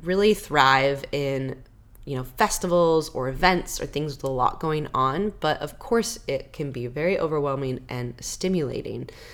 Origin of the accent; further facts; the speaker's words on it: Washington, United States; I'm from Washington